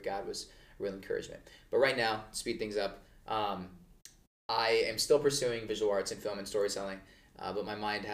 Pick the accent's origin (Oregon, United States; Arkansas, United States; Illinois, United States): Oregon, United States; moved away as an adult; now in Phoenix, United States; I'm from Oregon